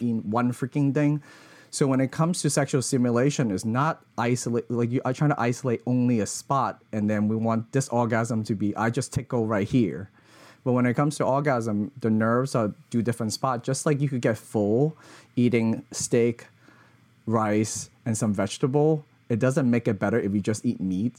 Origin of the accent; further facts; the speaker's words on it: Hong Kong; growing up in Hong Kong